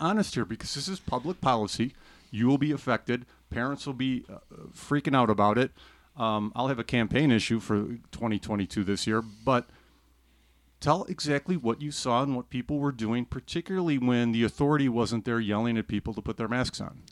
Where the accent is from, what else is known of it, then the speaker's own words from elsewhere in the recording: Chicago, Illinois, United States; I'm from the Chicago area